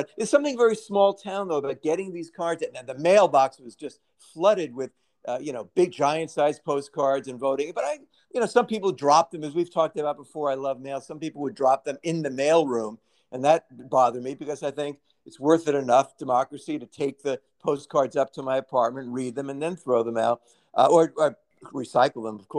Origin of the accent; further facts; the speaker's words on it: New York City, New York, United States; Growing up in Brooklyn